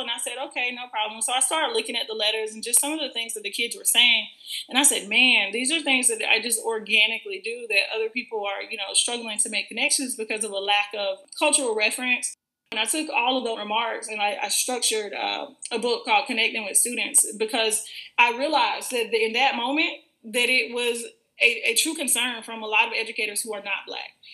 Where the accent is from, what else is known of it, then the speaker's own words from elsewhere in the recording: Florida, United States; I am from Florida. Um, I've been in Florida my entire life